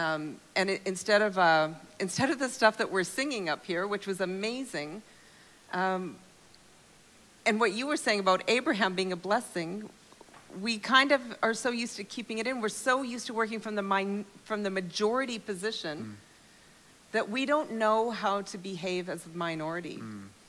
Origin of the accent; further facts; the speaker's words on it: Calgary, Alberta, Canada; moved away as an adult; now in Europe; I'm a Calgarian